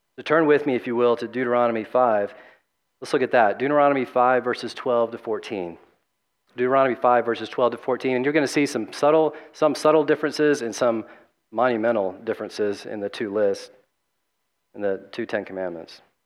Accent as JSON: {"language": "English", "region": "the South", "country": "United States", "tie": "born or raised there", "said": "growing up in the Southern Baptist South"}